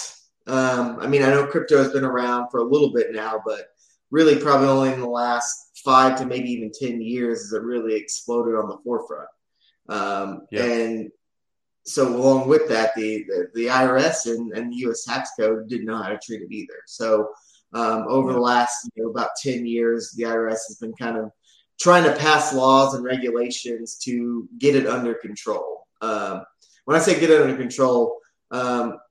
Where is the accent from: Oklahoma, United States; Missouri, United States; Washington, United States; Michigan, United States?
Oklahoma, United States; Oklahoma City; now in Tulsa, United States; we're both from the Oklahoma City area.